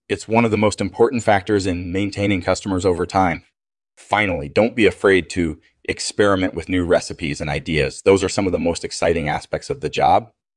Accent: Toronto, Ontario, Canada; I grew up in Toronto

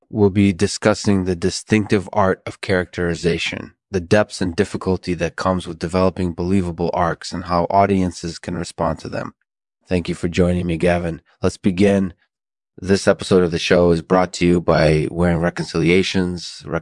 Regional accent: Delaware, United States; I grew up in Delaware

